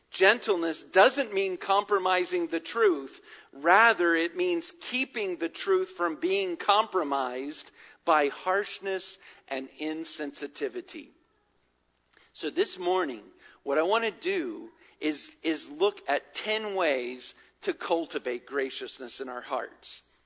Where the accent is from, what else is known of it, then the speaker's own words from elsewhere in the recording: Virginia, United States; now in Atlanta, United States; growing up in Virginia